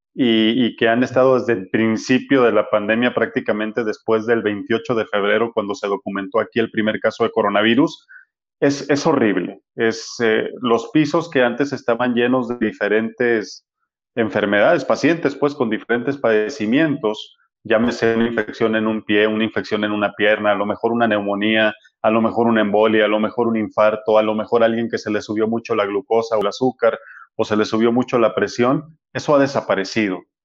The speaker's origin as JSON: {"language": "Spanish", "town": "Culiacán", "region": "Sinaloa", "country": "Mexico", "moved": "yes", "lives_now": "Guadalajara, Mexico", "said": "Yo soy de Culiacán, Sinaloa"}